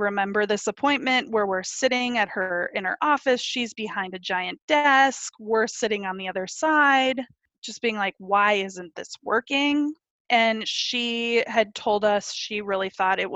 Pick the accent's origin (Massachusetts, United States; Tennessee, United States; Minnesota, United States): Minnesota, United States; Minneapolis; moved away; I'm from the Minneapolis area